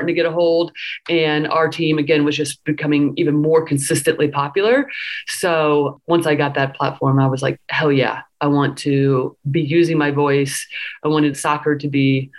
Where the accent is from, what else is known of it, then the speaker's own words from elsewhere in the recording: Indiana, United States; now in Philadelphia, United States; I grew up in Indiana